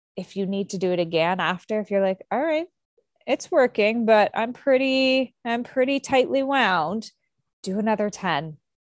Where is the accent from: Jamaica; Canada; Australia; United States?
Canada; I'm Canadian